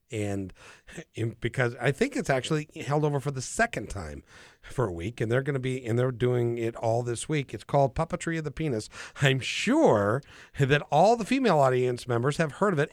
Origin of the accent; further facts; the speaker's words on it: Idaho Falls, Idaho, United States; I was born in Idaho Falls